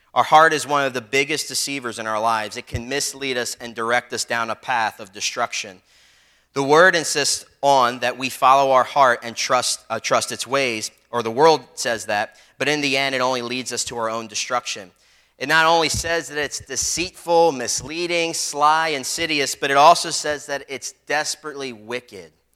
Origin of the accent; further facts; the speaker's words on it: Philadelphia, Pennsylvania, United States; growing up in Philly on the street, there were some people that would bully me and stuff